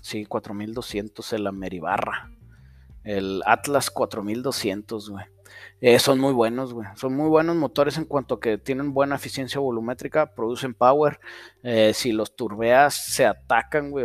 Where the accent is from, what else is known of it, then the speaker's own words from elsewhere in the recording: Saltillo, Coahuila, Mexico; Aquí en Saltillo decimos que los de Monterrey son codos. Y luego en los chilangos dicen que los de Saltillo somos codos